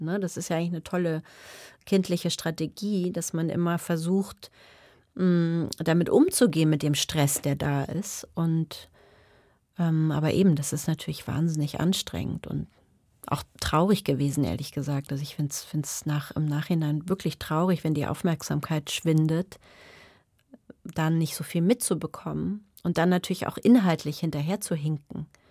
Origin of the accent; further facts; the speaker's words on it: Germany; first language German and English; also born or lived in England; ich bin ja zweisprachig aufgewachsen